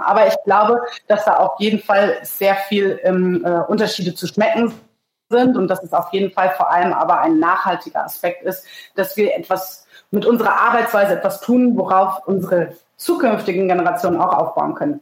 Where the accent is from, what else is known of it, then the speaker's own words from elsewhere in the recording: Rheingau, Hesse, Germany; now in Palatinate, Germany; bei uns im Rheingau